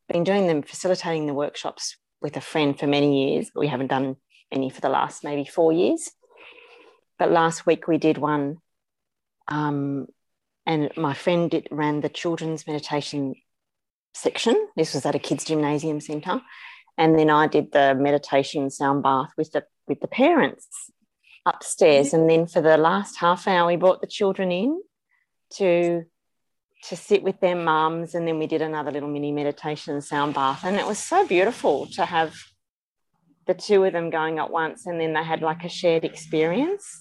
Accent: Carlingford, New South Wales, Australia; I was born in Carlingford. That was my first place of residence.

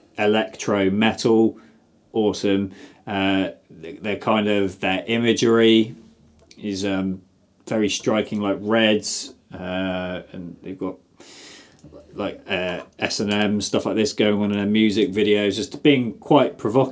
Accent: South West England, United Kingdom; Or, actually, I hate Devon because I'm from Somerset.

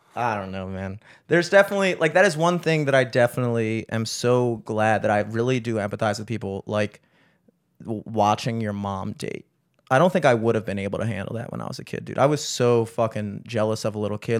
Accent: Towson, Maryland, United States; we grew up in Towson

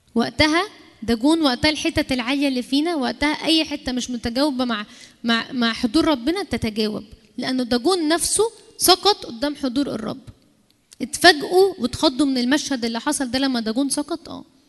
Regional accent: Egypt

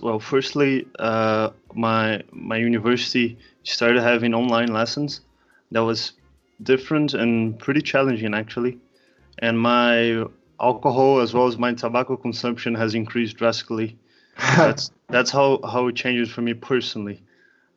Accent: Brazil; I'm from Brazil. I study in IBMEC in Rio de Janeiro

